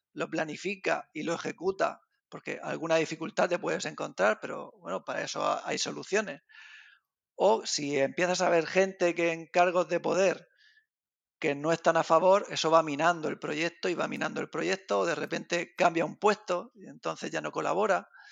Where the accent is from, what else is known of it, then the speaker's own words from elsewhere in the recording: Region of Murcia, Spain; yo realmente estoy en Genio Valencia, pero soy de Murcia.